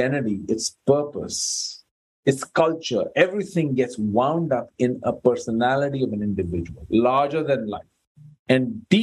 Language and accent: English; India; I'm Indian by birth